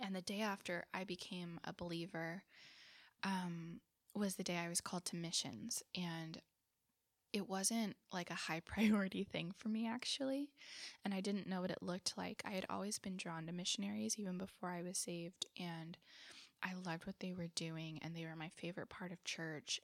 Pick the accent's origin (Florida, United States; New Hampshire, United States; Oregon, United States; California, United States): California, United States; Southern; now in Fremont, United States; I grew up in Southern California